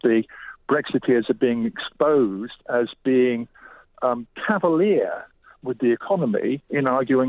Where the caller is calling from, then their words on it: southwest France, France; I'm calling from Couvertou, which is a place we run music courses in southwest France during the summer.